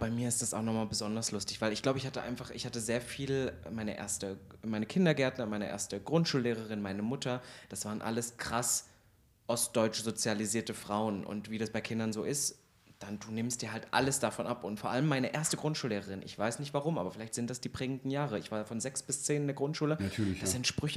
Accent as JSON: {"language": "German", "town": "Halle", "region": "Saxony-Anhalt", "country": "Germany", "tie": "born or raised there", "also_born_or_lived": "Kyffhäuser area, Thuringia", "said": "ich komme ja aus Halle, da gibt es ja auch eine große Oper, ich habe da auch Musical mitgespielt"}